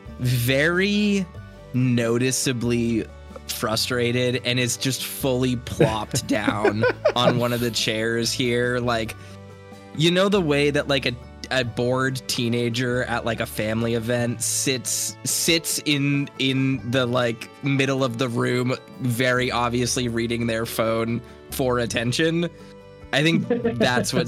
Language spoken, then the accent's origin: English; Maine, United States; like many things from my home state